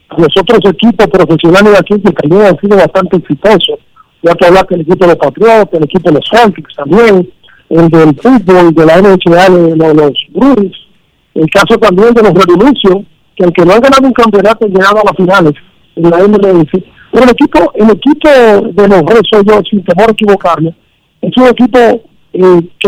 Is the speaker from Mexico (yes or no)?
no; Dominican Republic; Yo primero soy dominicano, ante todo